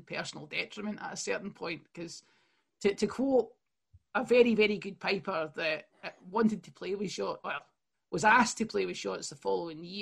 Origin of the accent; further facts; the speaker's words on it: Airdrie, Scotland, United Kingdom; I'm from Airdrie, North Lanarkshire